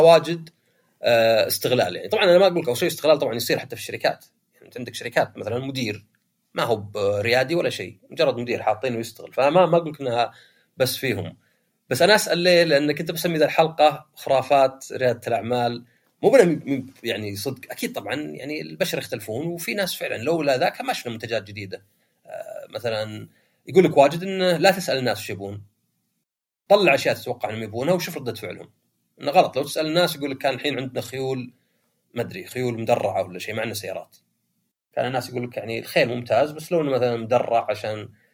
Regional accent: Saudi Arabia; عندنا في السعودية

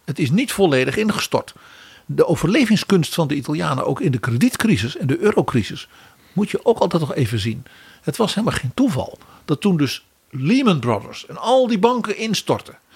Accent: Netherlands; als Nederlanders

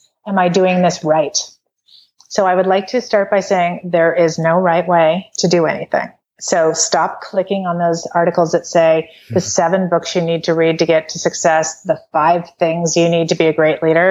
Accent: Canada; I'm from Canada

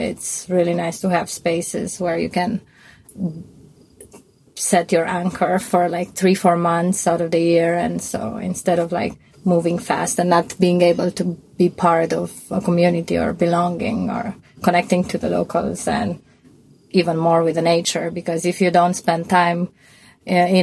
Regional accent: Romania; moved away as an adult; also born or lived in New York / Mexico / Turkey / Berlin; now in Portugal; I'm from Romania. I grew up there. I grew up in a small village in Romania

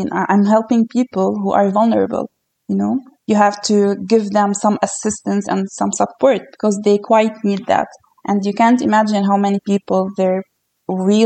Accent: Lebanon; moved away as an adult; now in Canada; I was born in Lebanon

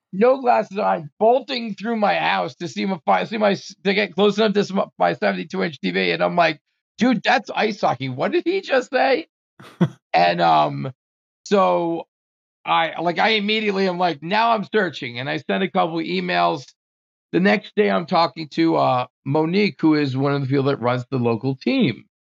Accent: Bergenfield, New Jersey, United States; moved away as an adult; also born or lived in Maryland; I grew up in New Jersey

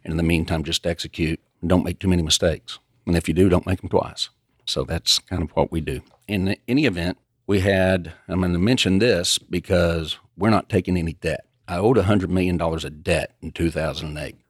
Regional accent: Lubbock, Texas, United States; also born or lived in Dallas; I grew up out in Lubbock, came over to Dallas in nineteen eighty-eight.

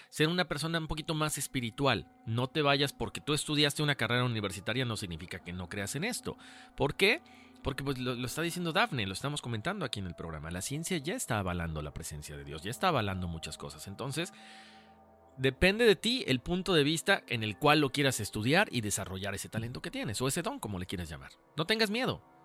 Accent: Mexico; nosotros somos de México

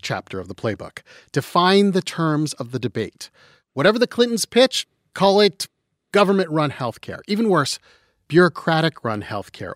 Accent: London, Ontario, Canada; now in United States; I'm from London, Ontario

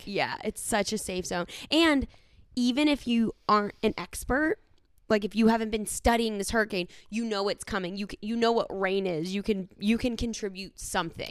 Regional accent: Pittsburgh, Pennsylvania, United States; now in Los Angeles, United States; I grew up in Pittsburgh.

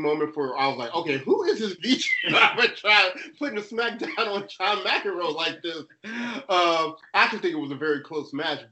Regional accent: Cincinnati, Ohio, United States; I was raised in Cincinnati.

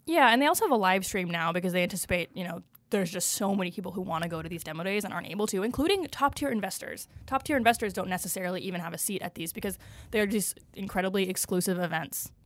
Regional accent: Seattle, Washington, United States; moved away; I'm a Seattleite

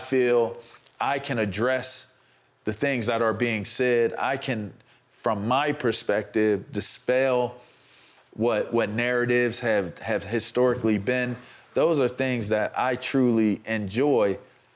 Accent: Pittsburgh, Pennsylvania, United States; I'm from Pittsburgh. Like, if you know about being from the bird. and my family's from Homewood

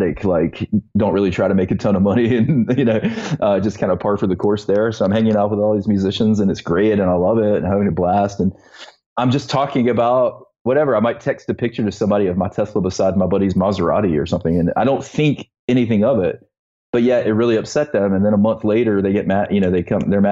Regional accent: Eastern North Carolina, United States; I was growing up in Eastern North Carolina

